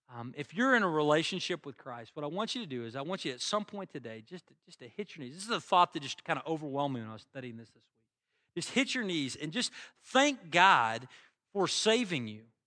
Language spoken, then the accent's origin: English; United States; I'm an American. I've always lived here